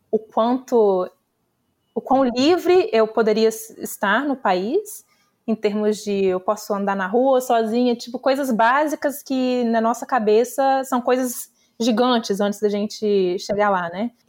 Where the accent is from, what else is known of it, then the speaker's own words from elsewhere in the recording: Brazil; moved away; é algo completamente diferente do que eu imaginava antes de sair do Brasil. E eu saí de Los Angeles, né?